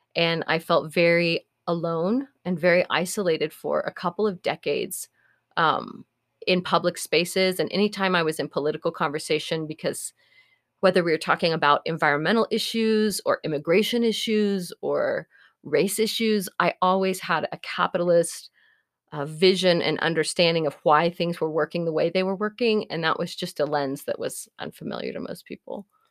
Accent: Norman, Oklahoma, United States; moved away as an adult; also born or lived in Eugene, Oregon; my hometown of Norman was relatively conservative.

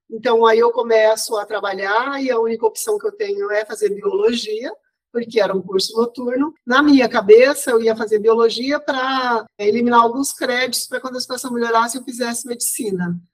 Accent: Ponta Porã, Mato Grosso do Sul, Brazil; Não sou pantaneira, sou sul-mato-grossense, mas nasci em Ponta Porã, que faz divisa com o Paraguai

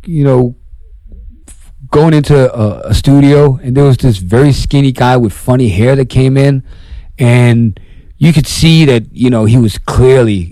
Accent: Denmark

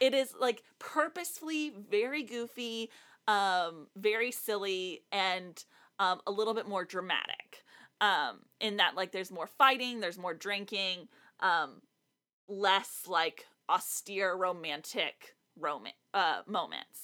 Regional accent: South Texas, United States; now in Nashville, United States; I'm from the most southern part of South Texas, so even more south than San Antonio.

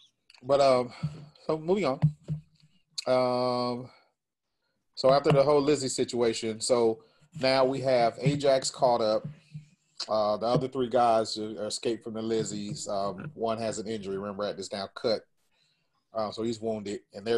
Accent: California, United States; we're not from New York, we're from California.

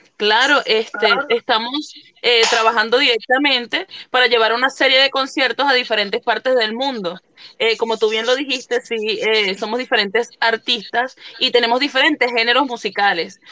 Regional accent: Venezuela; moved away as an adult; now in Italy; soy venezolana, pero estoy desde hace seis años aproximadamente viviendo aquí en Italia

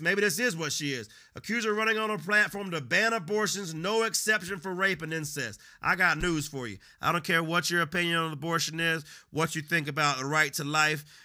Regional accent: United States; I'm not an immigrant. I'm born American.

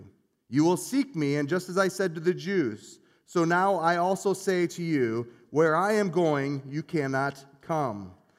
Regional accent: Union Lake, Michigan, United States; I grew up in Union Lake, Michigan. And where I grew up, I lived on the poor side of Cooley Lake Road.

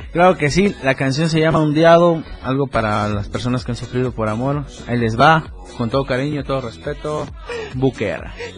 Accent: Ocozocoautla, Chiapas, Mexico; Soy originario de Ocosocoutla

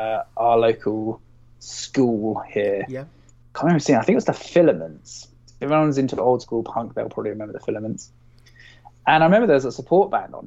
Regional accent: Basingstoke, South East England, United Kingdom; I'm from Basingstoke

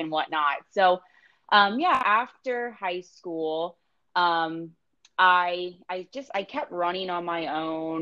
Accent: St. Petersburg, Florida, United States; also born or lived in Tampa, Florida; I was born in St. Petersburg, Florida, which is, you know, just over the bridge. And now I'm living over in Tampa. So yeah, pretty much born and raised here

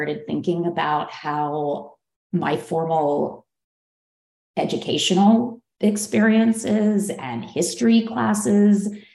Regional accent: Philadelphia, Pennsylvania, United States; moved away as an adult; also born or lived in New York City, United States; now in Los Angeles, United States; I grew up in Philadelphia

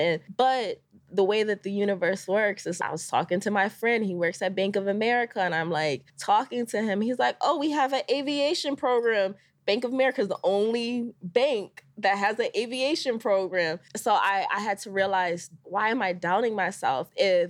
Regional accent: Connecticut, United States; So I'm originally from Connecticut.

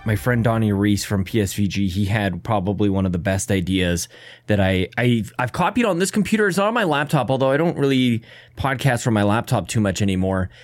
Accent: Canada; As a Canadian, we say

